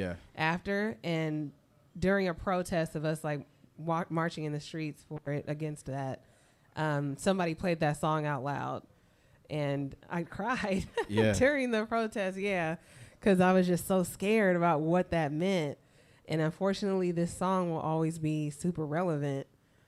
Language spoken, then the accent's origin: English; Oakland, California, United States; a lot of it was filmed in my hometown in Oakland, California.